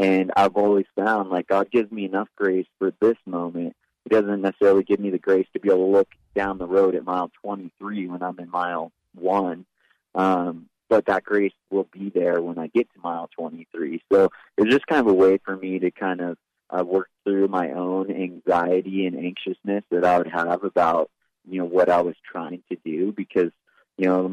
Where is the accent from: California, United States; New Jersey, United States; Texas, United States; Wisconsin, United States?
California, United States; Big Bear Lake; I grew up in Big Bear Lake in Southern California